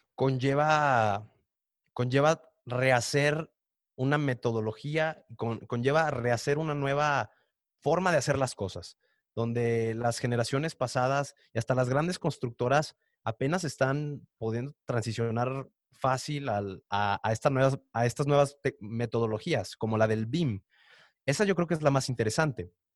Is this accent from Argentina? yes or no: no; Mexico; also born or lived in Canada; nos hacía personas más cálidas como mexicanos